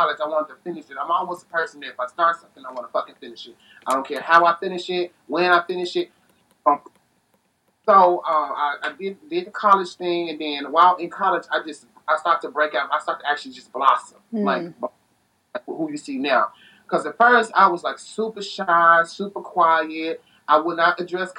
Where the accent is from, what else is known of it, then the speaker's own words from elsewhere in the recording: Tennessee, United States; also born or lived in Chicago, Illinois; now in Phoenix, United States; I was raised in Chicago. I was born in Chicago. I was raised in Tennessee